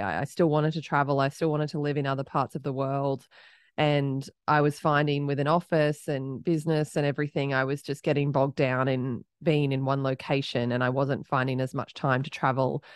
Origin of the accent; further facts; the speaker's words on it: Australia; accent: Australian; moved away as an adult; now in Austin, United States; I'm Australian. People can probably start to pick that up from my accent, but I live in Austin, Texas.